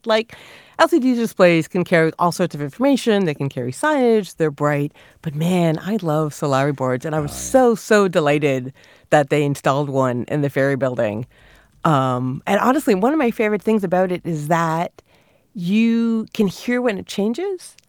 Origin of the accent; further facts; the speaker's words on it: Canada; a small child growing up in Canada